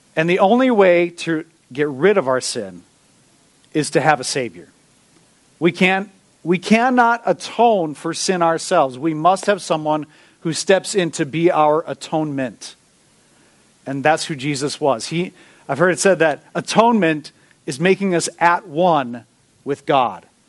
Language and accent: English; Minnesota, United States; we're from Minnesota. You know, we are naturally peacekeepers.